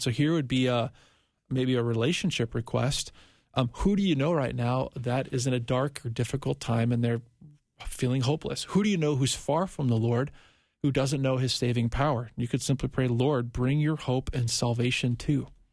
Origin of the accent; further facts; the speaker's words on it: Minnesota, United States; I'm from Minnesota